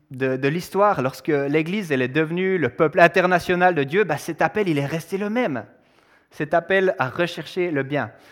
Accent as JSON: {"language": "French", "country": "Switzerland", "said": "Évidemment, moi je suis suisse, marié à une américaine"}